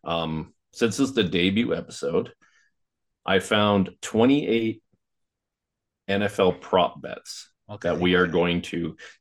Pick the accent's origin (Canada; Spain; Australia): Canada; I'm from Canada